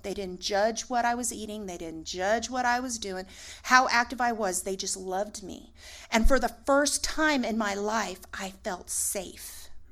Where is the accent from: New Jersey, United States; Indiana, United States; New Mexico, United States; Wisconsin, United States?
New Mexico, United States; Aztec; moved away; I called home, Northern New Mexico. I'm from Aztec.